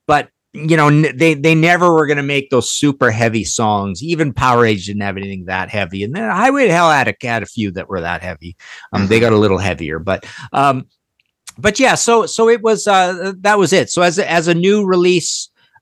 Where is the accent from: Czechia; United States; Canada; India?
Canada; Trail, British Columbia; I'm from Trail, BC, so in the West